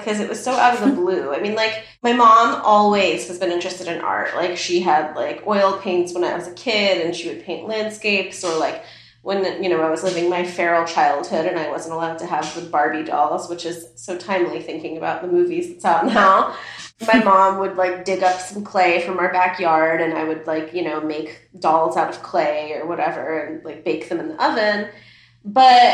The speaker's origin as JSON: {"language": "English", "region": "Midwest", "country": "United States", "tie": "born or raised there", "second_language": "English", "said": "I was raised around because of being like in the country, like near the suburbs, like in the Midwest"}